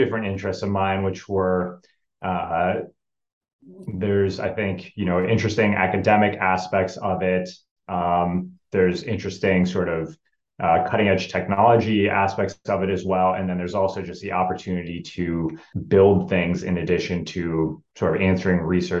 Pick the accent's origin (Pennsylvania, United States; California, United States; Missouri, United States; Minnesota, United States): Minnesota, United States; Rochester; growing up in Rochester, Minnesota, where Mayo is located